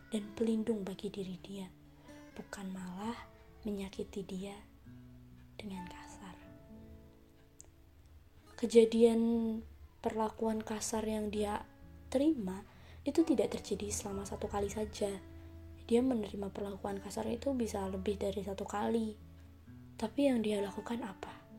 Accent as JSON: {"language": "Indonesian", "town": "Semarang", "region": "Central Java", "country": "Indonesia", "said": "Asal aku dari Semarang"}